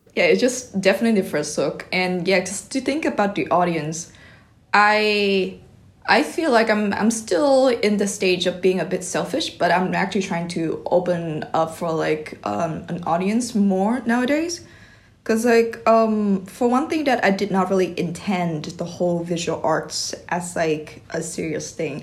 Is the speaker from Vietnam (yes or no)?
yes; Vietnam; English is a second language; moved away; I'm come from Viet